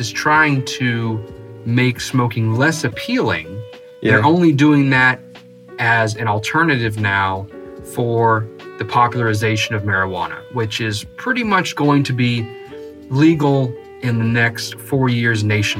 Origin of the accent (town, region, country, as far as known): San Antonio, Texas, United States; born or raised there; moved away as an adult